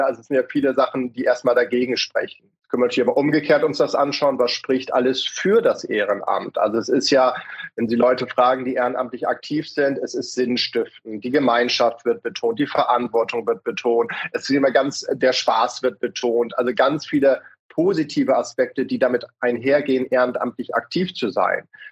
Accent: Hamburg, Germany; wir können ja auch als Hamburger

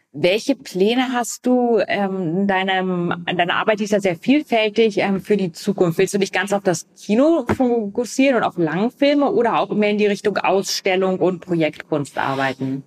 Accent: Vienna, Austria; in einem Bezirk, wo ich aufgewachsen bin, in Wien

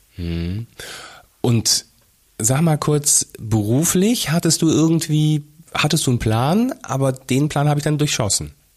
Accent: Fulda, Hesse, Germany; also born or lived in Rhineland; dass wir tatsächlich vom Rheinland ähm, nach Fulda umgezogen sind. Ähm, glaub, ja. kurz, kurz vor Beginn der Grundschule für mich

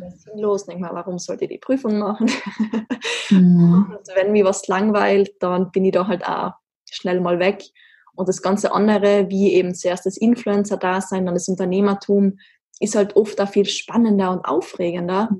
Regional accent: Austria; also born or lived in Graz; sehr klischeehaft aufgewachsen in den Alpen Österreichs

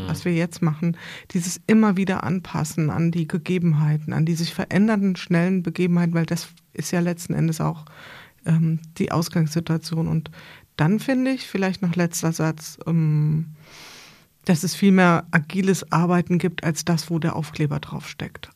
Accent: Bad Camberg, Hesse, Germany; ich komme aus Bad Camberg, das ist nicht so weit weg von hier

